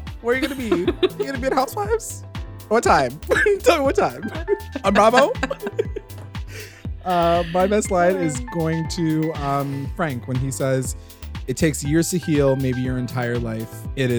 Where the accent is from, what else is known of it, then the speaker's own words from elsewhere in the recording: Canada; Because we're Canadian, yeah.